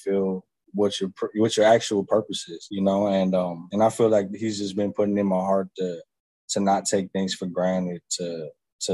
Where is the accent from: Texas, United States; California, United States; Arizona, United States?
Arizona, United States; Maryvale; I grew up in Maryville, you know, in the heart of the city